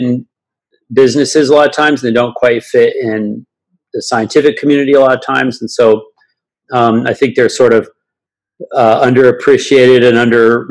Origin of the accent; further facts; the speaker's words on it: Alaska, United States; I grew up in Alaska